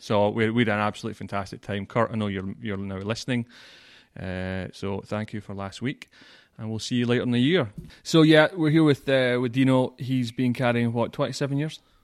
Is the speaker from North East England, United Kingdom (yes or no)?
no; Scotland, United Kingdom; moved away; I'm from Scotland